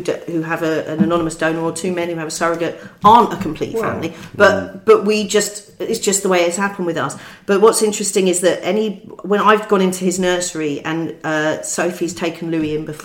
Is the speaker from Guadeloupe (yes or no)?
no; London, United Kingdom; we're Londoners, we're both Londoners, we were born and bred in London